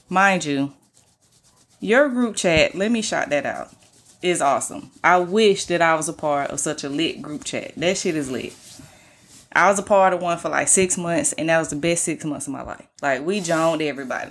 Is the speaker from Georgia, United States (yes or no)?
yes; Atlanta, Georgia, United States; I'm from Atlanta